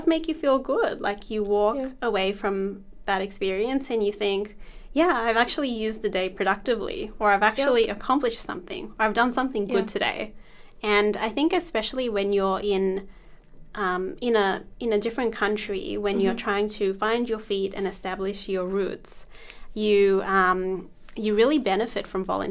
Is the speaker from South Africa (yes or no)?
yes; South Africa; also born or lived in India (ancestry); now in Australia; I was born in South Africa, and mm-hmm. I lived there for many years